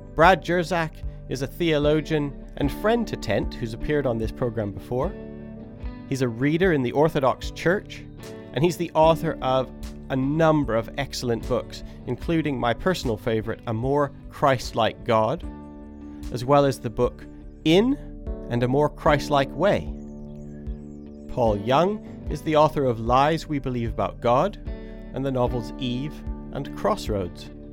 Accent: Three Hills, Alberta, Canada; moved away as an adult; now in West Sussex, United Kingdom; I grew up in Three Hills, Alberta

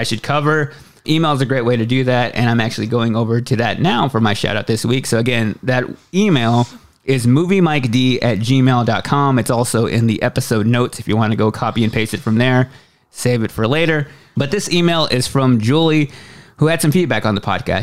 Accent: Waxahachie, Texas, United States; moved away; my hometown of Waxahachie, Texas, which is about 30 miles south of Dallas, and a place that I haven't been back to in quite a while

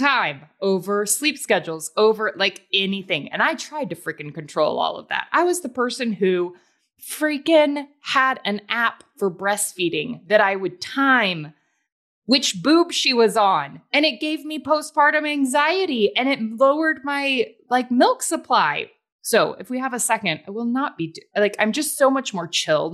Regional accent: the South, United States; I'm from the South

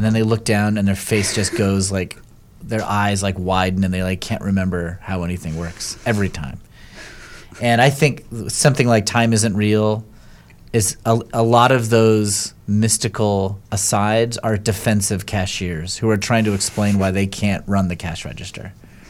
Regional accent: Connecticut, United States; also born or lived in New York City; I grew up in Connecticut, and then I lived in New York City for like 17 years.

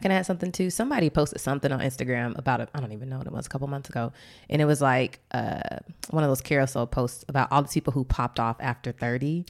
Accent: Atlanta, Georgia, United States; now in Washington, D.C., United States; we're both from Atlanta

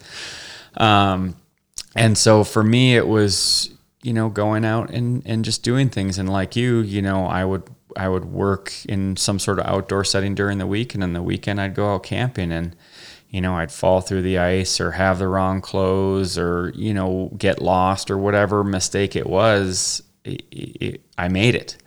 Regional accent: Wisconsin, United States; moved away; I'm originally from the Midwest, Wisconsin

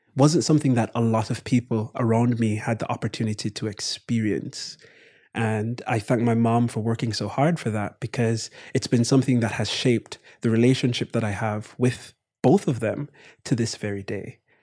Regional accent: Kingston, Jamaica; moved away as an adult; now in United States; my brother and I born and raised in Jamaica

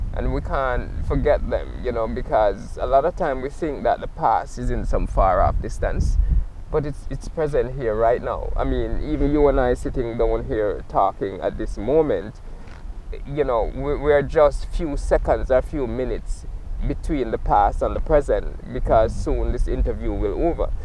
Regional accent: Jamaica; now in Nova Scotia, Canada; sometimes I'm creating from Jamaica

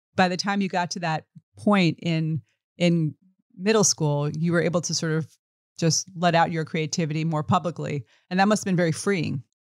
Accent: New York City, New York, United States; I grew up in the East Village

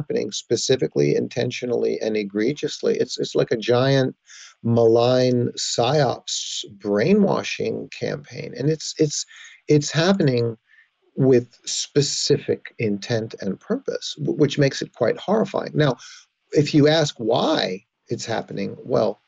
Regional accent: Yonkers, New York, United States; moved away as an adult; also born or lived in Los Angeles; as a young boy, we grew up in Yonkers, New York

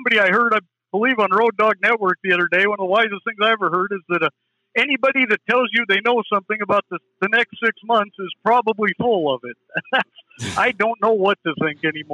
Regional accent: Western Montana, United States; I'm from Western Montana

